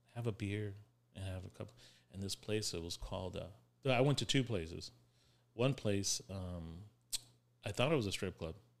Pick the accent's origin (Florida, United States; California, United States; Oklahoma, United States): Florida, United States; West Palm Beach; I'm from West Palm Beach.